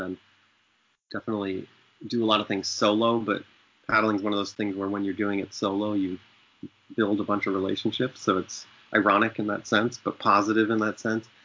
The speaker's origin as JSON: {"language": "English", "region": "Maine", "country": "United States", "tie": "born or raised there", "also_born_or_lived": "Zambia", "said": "I grew up in Maine and I never had a boat growing up"}